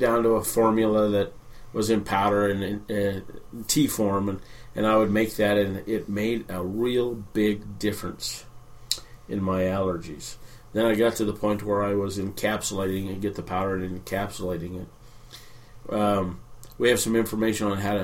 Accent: New Mexico, United States; moved away as an adult; also born or lived in Willamette Valley, Oregon; When I was a kid growing up in New Mexico, now New Mexico doesn't have a lot of green

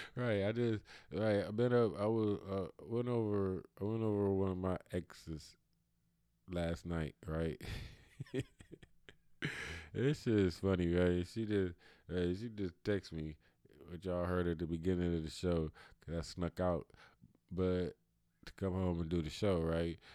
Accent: Cleveland, Ohio, United States; I'm from Cleveland, Ohio, so that's all I ever been, that's all I ever know

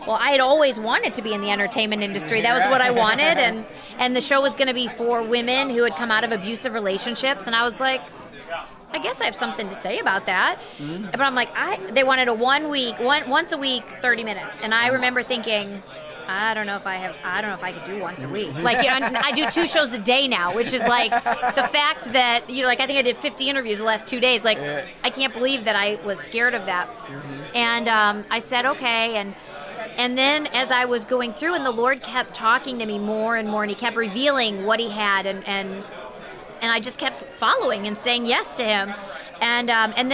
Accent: Chicago, Illinois, United States; also born or lived in Texas; We're from the Chicago area

